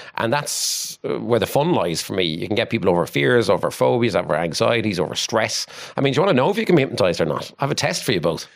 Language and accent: English; Waterford, Munster, Ireland; I come from Williamstown in Waterford and had a pretty normal childhood